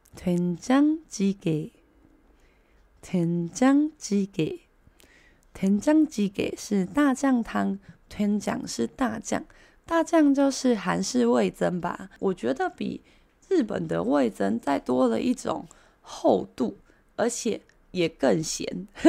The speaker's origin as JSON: {"language": "Chinese", "country": "Taiwan", "said": "这个才是我们台湾人平常习惯喝的一口一口的汤"}